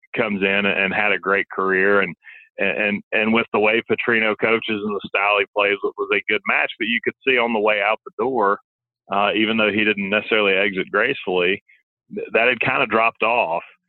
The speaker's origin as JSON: {"language": "English", "town": "Montgomery", "region": "Alabama", "country": "United States", "tie": "born or raised there", "moved": "as an adult", "lives_now": "Arkansas, United States", "said": "I grew up in Montgomery, Alabama, and a big Auburn family"}